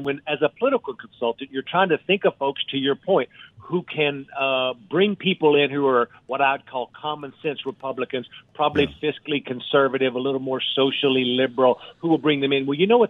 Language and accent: English; Texas, United States; accent: East Texas; going back to being a precinct chairman when I was 20 years old in East Texas, you know that from my accent.